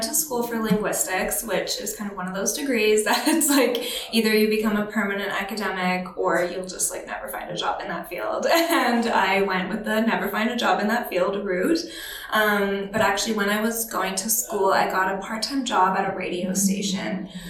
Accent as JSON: {"language": "English", "region": "Alberta", "country": "Canada", "tie": "born or raised there", "lives_now": "Toronto, Canada", "said": "Small town Alberta."}